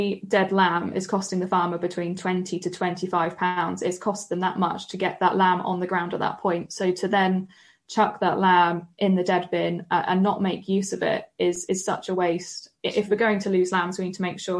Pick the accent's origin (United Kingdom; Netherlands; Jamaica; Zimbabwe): United Kingdom; the Southwest, South West England; I'm from the Southwest.